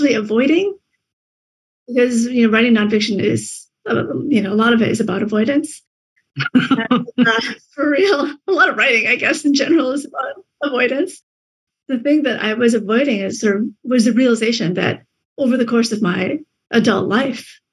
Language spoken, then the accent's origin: English; Michigan, United States; also born or lived in Vietnam; it was a strange place to live in the Midwest, growing up